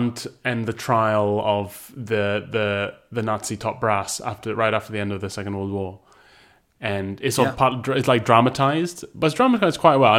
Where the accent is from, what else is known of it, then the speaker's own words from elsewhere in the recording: Boise, Idaho, United States; Back in my hometown of Boise, Idaho, we didn't, all this sort of thing.